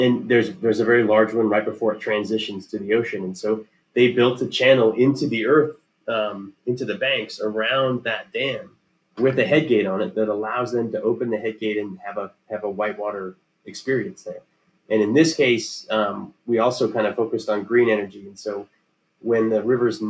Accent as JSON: {"language": "English", "area": "Pacific Northwest, Puget Sound", "region": "Washington", "country": "United States", "tie": "born or raised there", "said": "we lived waterfront in Puget Sound"}